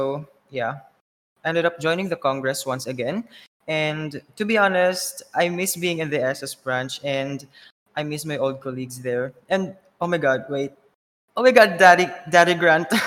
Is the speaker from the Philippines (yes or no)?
yes; Philippines; moved away as an adult; now in Thailand; but I'm from the Philippines, but I'm currently living in Thailand for almost a year now.